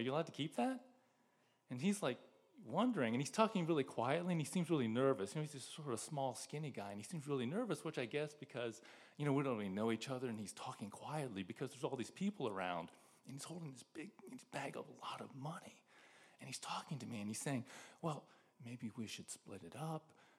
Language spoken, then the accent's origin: English; Greenhills, Ohio, United States; moved away as an adult; also born or lived in Philadelphia; I grew up in Green Hills, which is this little village north of Cincinnati.